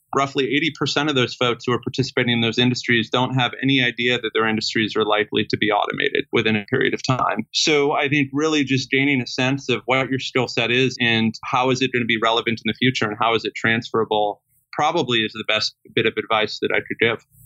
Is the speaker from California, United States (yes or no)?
yes; Sacramento, California, United States; I grew up in Sacramento, California, with a single mother